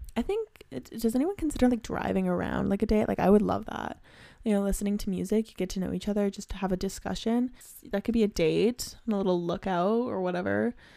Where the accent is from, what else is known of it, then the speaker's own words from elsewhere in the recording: Canada; I'm from Canada